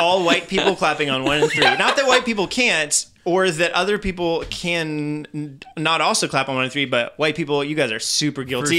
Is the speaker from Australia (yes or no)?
no; France; Yeah, growing up in, growing up in France, and I went to a very international church